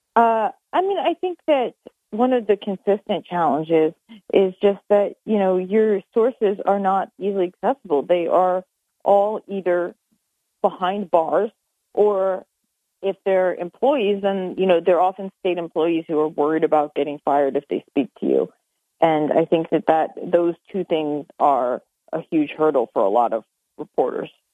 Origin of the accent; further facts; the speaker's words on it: Lancaster, Pennsylvania, United States; moved away; also born or lived in Ithaca; I grew up in Lancaster, Pennsylvania